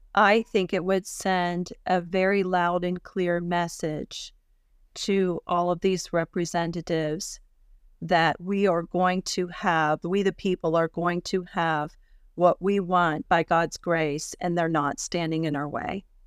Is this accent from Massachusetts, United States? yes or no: no; Pennsylvania, United States; moved away as an adult; now in Texas, United States; I grew up in Pennsylvania my whole life